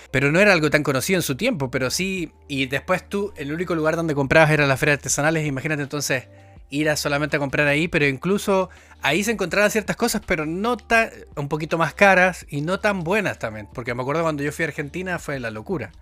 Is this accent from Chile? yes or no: yes; Antofagasta, Chile; moved away as an adult; also born or lived in London; En Antofagasta, que es de donde vengo yo